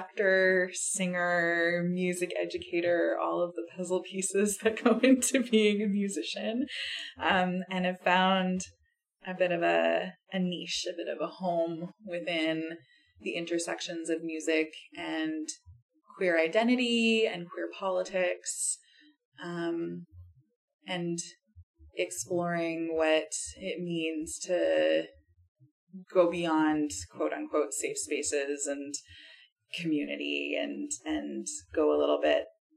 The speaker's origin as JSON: {"language": "English", "town": "Halifax", "region": "Nova Scotia", "country": "Canada", "tie": "born or raised there", "moved": "yes", "lives_now": "Ottawa, Canada", "said": "here in Halifax and as my hometown"}